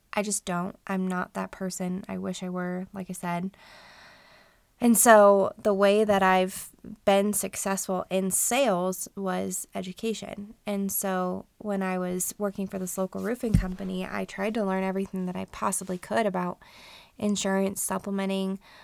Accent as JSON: {"language": "English", "region": "Colorado", "country": "United States", "tie": "born or raised there", "also_born_or_lived": "Denver area / Front Range", "said": "we are all born and raised in Colorado. My husband and I lived up and down the Front Range for most of our lives"}